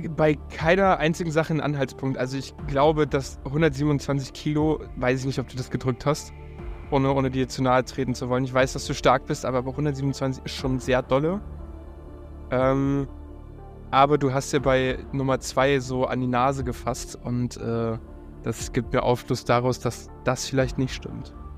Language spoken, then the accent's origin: German; Upper Bavaria, Germany; also born or lived in Munich; now in Berlin, Germany; ich bin im 800 Seelenkaff in Oberbayern aufgewachsen.